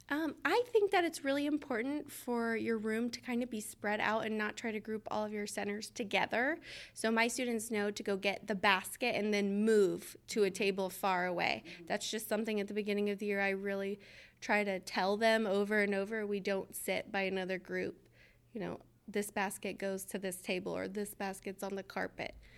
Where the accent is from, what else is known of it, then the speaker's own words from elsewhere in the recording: Georgia, United States; I'm from Georgia